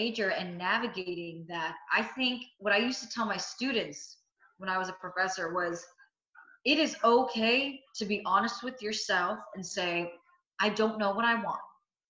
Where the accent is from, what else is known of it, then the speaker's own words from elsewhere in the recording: India; But I'm Indian. And being a journalist in the Indian community is not viable, right?